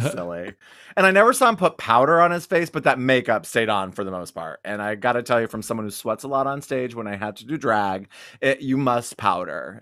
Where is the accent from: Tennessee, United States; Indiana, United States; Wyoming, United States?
Wyoming, United States; I'm from Wyoming